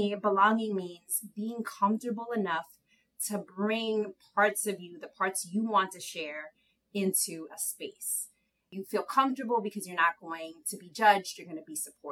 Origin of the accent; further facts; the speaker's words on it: New York City, New York, United States; also born or lived in Harlem / Massachusetts / Dominican Republic (ancestry); I grew up in Inwood, like Tanya said, that second campus uptown. Grew up within Inwood and Harlem